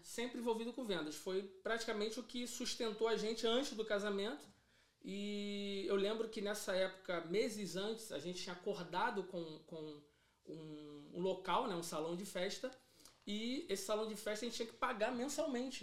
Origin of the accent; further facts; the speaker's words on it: Rio de Janeiro, Brazil; eu sou cria, né? Que a gente costuma dizer cria de Bangu, do Rio da Prata de Bangu